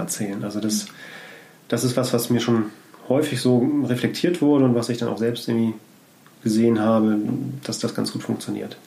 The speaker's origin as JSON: {"language": "German", "town": "Scheeßel", "region": "Lower Saxony", "country": "Germany", "tie": "born or raised there", "also_born_or_lived": "Hamburg", "said": "ich bin in Hamburg geboren, aufgewachsen, aber nicht direkt in Hamburg, sondern zwischen Hamburg und Bremen auf dem Land"}